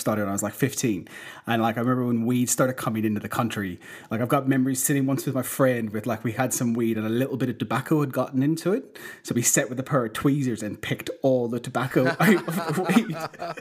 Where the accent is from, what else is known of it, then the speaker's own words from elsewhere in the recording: Ireland; moved away as an adult; now in Amsterdam, Netherlands; growing up in Ireland